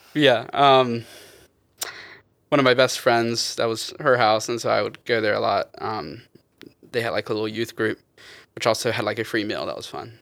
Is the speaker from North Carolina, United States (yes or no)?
yes; Wilson, North Carolina, United States; I'm from little old Wilson, North Carolina